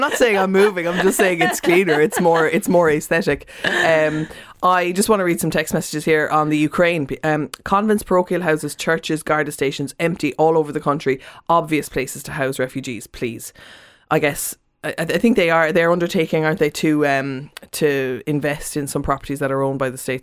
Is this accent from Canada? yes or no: no; Cork, Munster, Ireland; moved away; I was in Cork and I'm from Cork